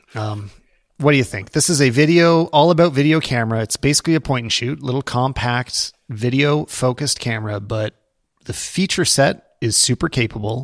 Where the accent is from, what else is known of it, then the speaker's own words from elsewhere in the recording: Canada; as a Canadian